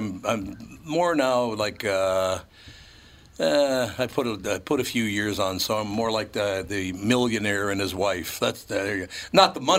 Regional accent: Minneapolis, Minnesota, United States; I grew up in Minneapolis.

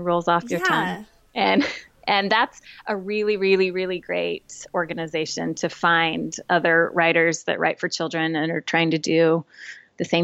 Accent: Utah, United States; now in Chapel Hill, United States; I was born and raised in Utah, but I haven't been there in a long time. I live right now with my family in Chapel Hill

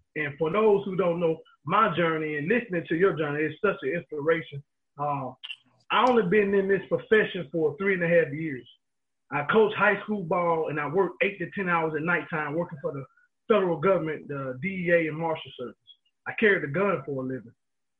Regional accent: Montgomery, Alabama, United States; now in Memphis, United States; I am from Montgomery, Alabama myself.

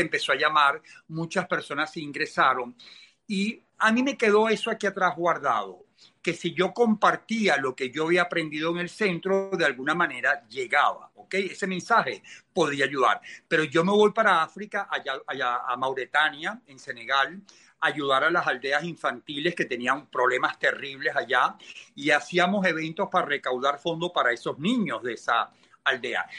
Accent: Venezuela; moved away; also born or lived in Spain; yo llego de visita a mi país. Yo no pensaba quedarme en mi país

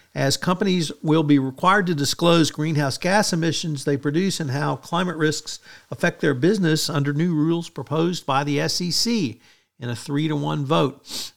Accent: Kerrville, Texas, United States; my hometown paper, the Kerrville Daily Times

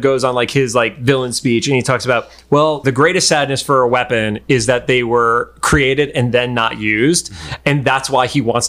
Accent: Northeast, United States; now in Los Angeles, United States; I feel like growing up in the Northeast, Target wasn't like on our radar at that point. Like we barely had Walmarts.

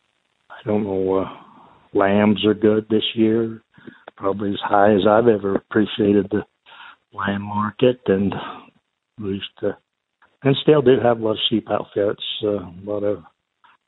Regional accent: United States; growing up in Sevier County

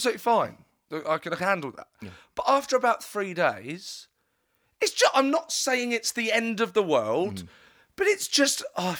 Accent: United Kingdom; I'm British

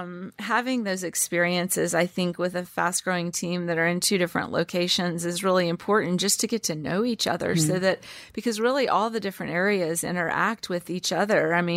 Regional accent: Louisiana, United States; In fact, we say that we're Southerners in the city, and I am from Louisiana, and she quickly learned the way that in which I think about things is truly reminiscent of how I was brought up

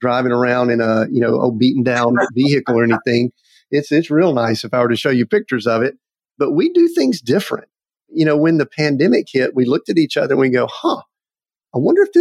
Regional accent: the South, United States; I'm from the South, so I'll use a little bit of vernacular

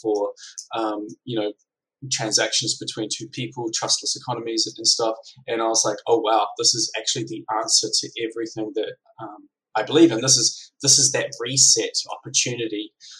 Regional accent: New Zealand; now in Melbourne, Australia; I'm from New Zealand. I live in Melbourne

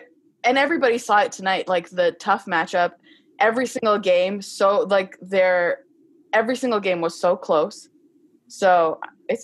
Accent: Mississauga, Ontario, Canada; We're in Toronto. It'll die within a month. Actually, I'm from Mississauga.

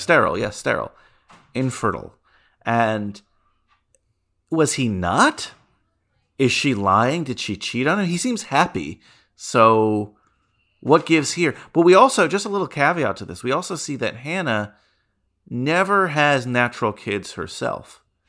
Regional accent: Piermont, New York, United States; close to where we grew up in Piermont, New York

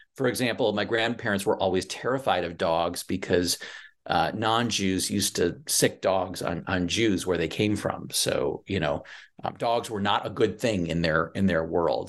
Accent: Michigan, United States; I'm from Michigan

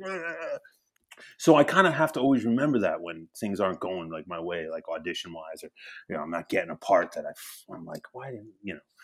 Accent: Hamden, Connecticut, United States; we're growing up in Hamden in the late seventies, early eighties or seventies eighties

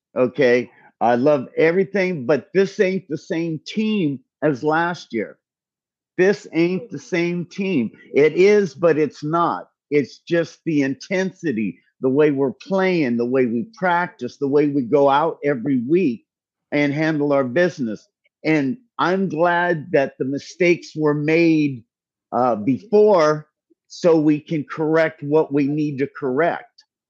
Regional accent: Bay Area, California, United States; I grew up in the Bay Area in the seventies.

